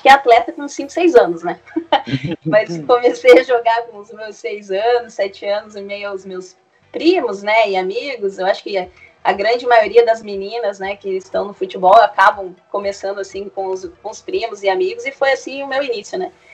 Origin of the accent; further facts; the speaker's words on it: Curitiba, Paraná, Brazil; Eu sou de Curitiba, sou de Curitiba